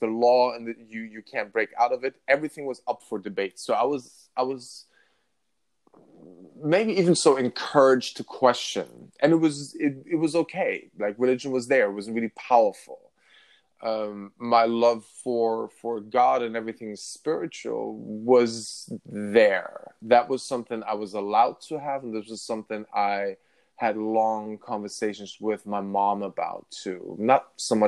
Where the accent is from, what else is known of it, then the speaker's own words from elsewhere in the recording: Northern Germany, Germany; moved away; I grew up in Northern Germany